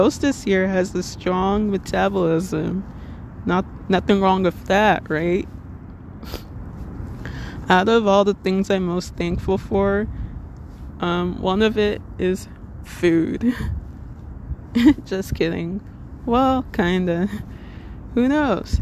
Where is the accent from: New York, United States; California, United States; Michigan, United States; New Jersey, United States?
New Jersey, United States; Little Ferry